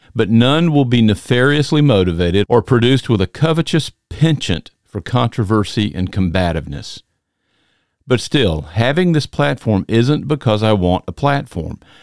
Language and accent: English; Macon, Georgia, United States; I'm from the South, hailing from Macon, Georgia